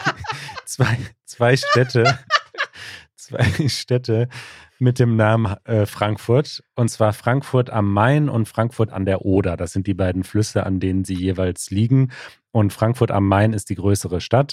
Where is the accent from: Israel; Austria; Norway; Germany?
Norway; ich komme aus Norwegen. Naja, meine Eltern kommen tatsächlich aus Äthiopien, aber ich und meine zwei Brüder sind hier aufgewachsen